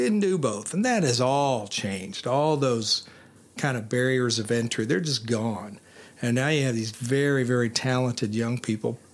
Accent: Canton, Ohio, United States; moved away as an adult; also born or lived in Columbus, Ohio; now in Winchester, United States; I grew up in Canton, Ohio

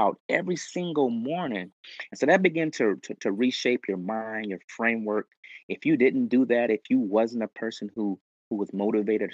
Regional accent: Los Angeles, California, United States; I was basically born and raised in South Central.

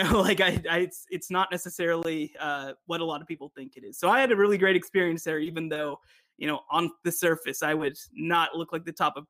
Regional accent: Texas, United States; I mean, I feel like if I'm from Texas, like I got to, right?

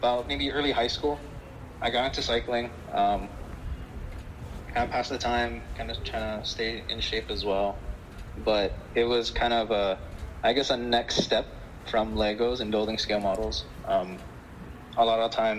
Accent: United States; My upbringing was very American. I was born here and raised here

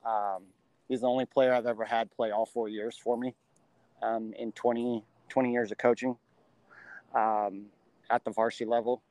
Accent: La Verne, California, United States; I grew up in Southern California in the Laverne, Laverne area

